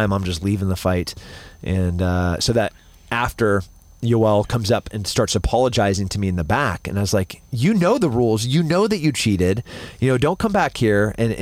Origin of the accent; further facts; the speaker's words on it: Central California, United States; now in Austin, United States; I'm from Central California.